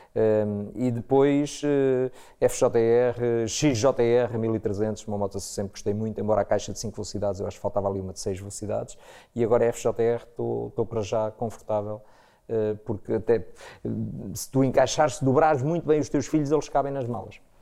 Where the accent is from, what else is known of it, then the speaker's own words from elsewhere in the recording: Proença Nova, Centro, Portugal; cresci em Proença Nova, Zona Centro